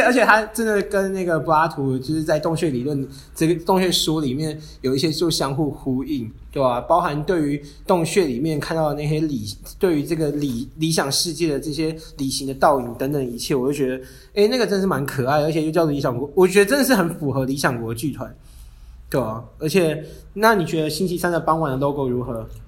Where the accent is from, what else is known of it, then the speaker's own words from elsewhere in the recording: Hualien, Hualien County, Taiwan; moved away; 我是花莲人嘛，然后我真的很喜欢花莲